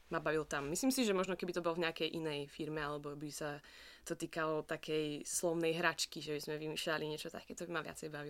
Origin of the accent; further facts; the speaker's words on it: Upper Orava, Žilina Region, Slovakia; moved away as an adult; also born or lived in Bratislava; now in Munich, Germany; ja pochádzam uh, z Oravy, z Hornej Oravy, z jednej malej dedinky úplne na um, poľských hraniciach.